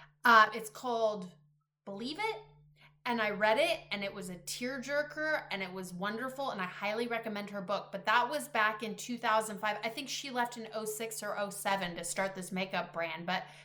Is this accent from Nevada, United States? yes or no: no; Gresham, Oregon, United States; also born or lived in Eugene / Medford / Boise / Spokane; I am from Gresham, and I worked in, you know, Eugene, Medford, Boise for a couple years, Spokane for 3 years.